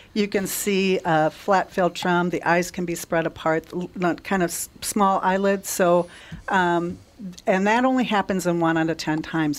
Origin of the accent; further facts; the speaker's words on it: Litchfield, Minnesota, United States; I grew up in Litchfield, Minnesota